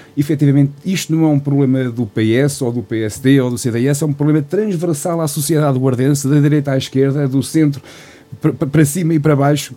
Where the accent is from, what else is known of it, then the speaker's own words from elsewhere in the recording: Portugal; somos todos portugueses